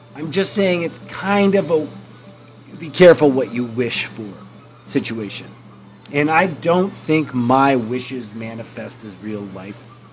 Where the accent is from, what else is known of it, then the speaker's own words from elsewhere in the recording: Canada; I am Canadian